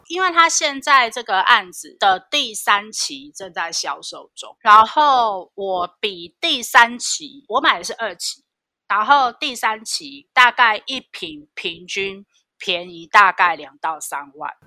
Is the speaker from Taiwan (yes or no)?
yes; Taichung, Taiwan; moved away; 我们的老家是在台中省港